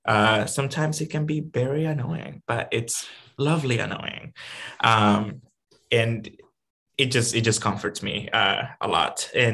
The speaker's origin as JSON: {"language": "English", "country": "Dominican Republic", "tie": "born or raised there", "first_language": "Spanish", "second_language": "English", "moved": "yes", "lives_now": "Rhode Island, United States", "said": "I was born and raised in Dominican Republic, so I am a transplant, and Spanish is my first language."}